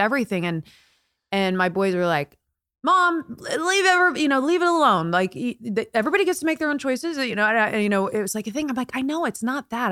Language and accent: English; Indiana, United States; now in California, United States; I'm from Indiana, born and raised